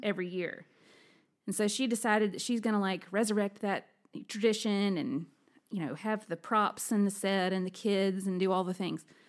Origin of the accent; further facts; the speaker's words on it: Alabama, United States; moved away; I'm originally from Alabama